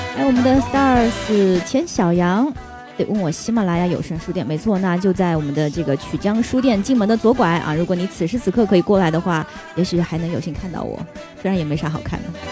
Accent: China; 就我们中国人在对于吃的上面，真的是无可挑剔的。

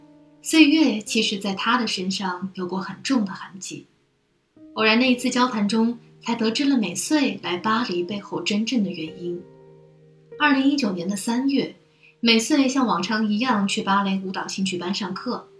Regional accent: China; now in Paris, France; 不是呢，我是中国人。

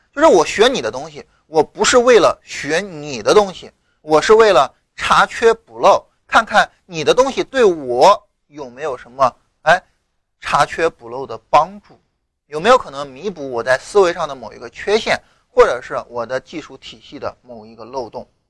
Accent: rural Shandong, China; 我老家山东农村的嘛

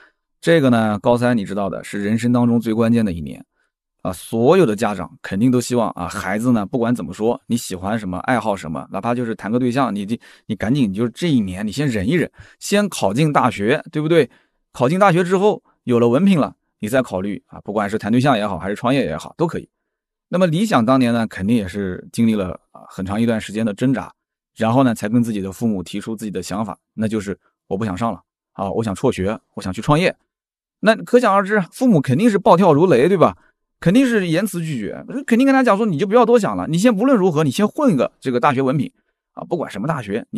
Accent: Shijiazhuang, Hebei, China; 理想也是我们石家庄人

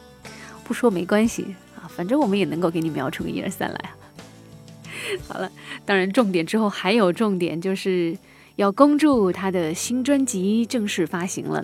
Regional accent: China; 我们中国人讲究飞蛾扑火

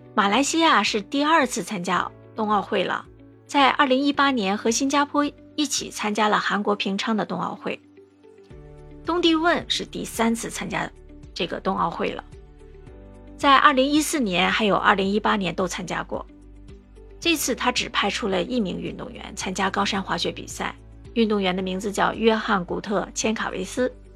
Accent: China; now in Singapore; 身为中国人

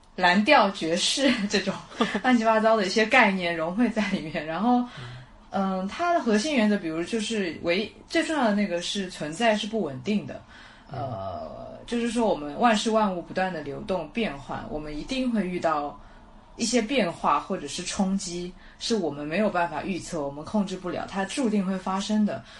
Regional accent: Shanghai, China; 我出生在上海

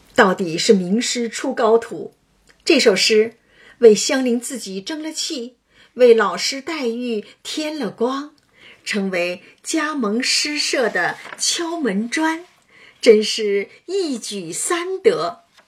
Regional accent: a small mountain village in Hunan, China; moved away; 我小时候，在湖南园林，三面环山，一面临水的小山村经历过

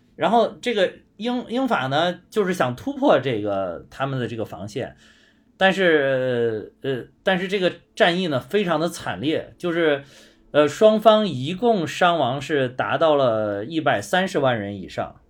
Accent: China; 我们中国人的公司

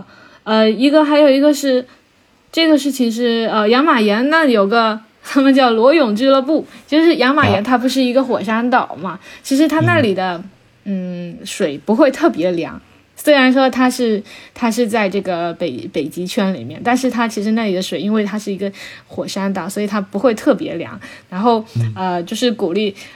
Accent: Sweden; 我们我们我们瑞典人觉得这根本就不是什么事情。

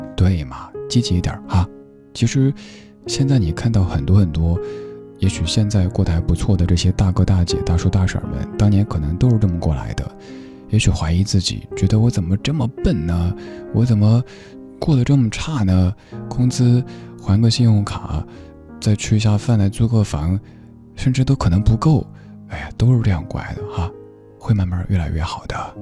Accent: Chengdu, Sichuan, China; now in Beijing, China; 就像我家乡成都的感觉一样

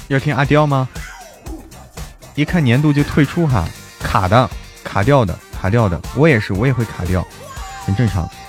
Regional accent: Hebei, China; 我是河北人

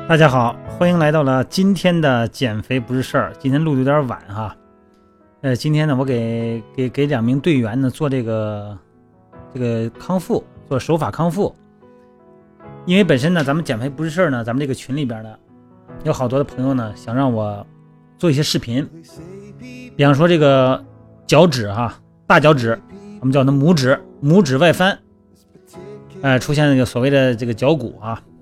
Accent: Shandong, China; moved away; 我们老家山东的

